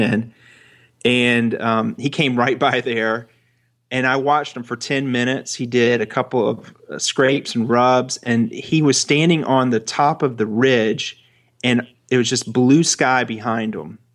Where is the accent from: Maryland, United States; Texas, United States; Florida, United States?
Florida, United States; I'm a boy from Florida